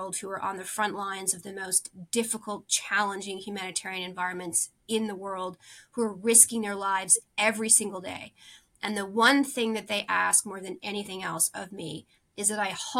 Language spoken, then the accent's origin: English; Canada; As a Canadian